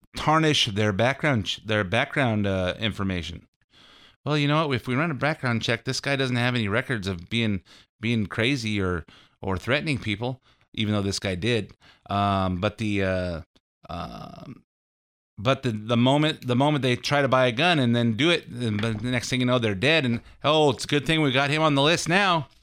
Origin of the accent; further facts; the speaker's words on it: United States; I'm an American